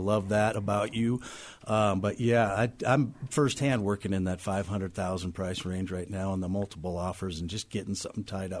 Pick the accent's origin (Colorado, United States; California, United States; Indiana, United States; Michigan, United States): Colorado, United States; Denver; also born or lived in Ohio; I'm pretty much a native. I came here in 1972. I've seen Denver grow for all these years. I moved here from Ohio, but I stayed in state here for high school, college